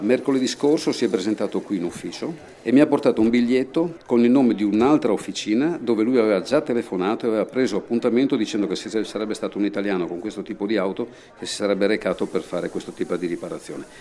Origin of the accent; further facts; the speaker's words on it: Pordenone, Friuli-Venezia Giulia, Italy; moved away as an adult; now in Slovenia; essendo friulano era anche attraente per me fermarmi vicino a casa